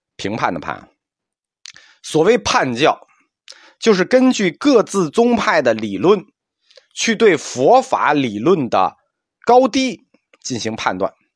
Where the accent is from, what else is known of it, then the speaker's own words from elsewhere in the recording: China; 我们中国人的文化特点基本上都是优点